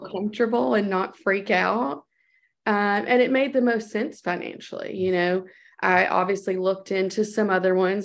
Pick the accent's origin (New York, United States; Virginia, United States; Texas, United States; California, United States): Texas, United States; my home state in Texas